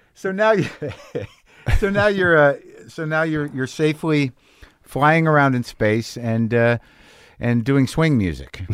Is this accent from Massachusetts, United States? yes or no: no; Albuquerque, New Mexico, United States; moved away; Albuquerque, where I grew up